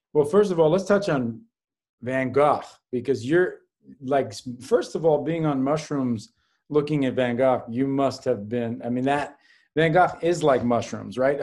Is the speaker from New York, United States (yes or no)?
yes; New York City, New York, United States; I was a latchkey kid growing up on the Upper West Side, what we like to call the Upper Best Side of New York City